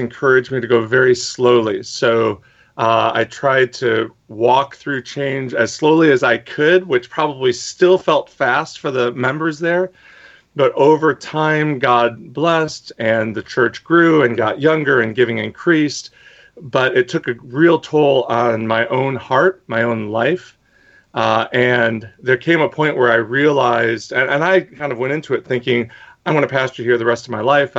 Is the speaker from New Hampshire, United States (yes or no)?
no; Detroit, Michigan, United States; moved away as an adult; now in New York, United States; I am originally from Detroit, Michigan, the biracial son of blue-collar parents.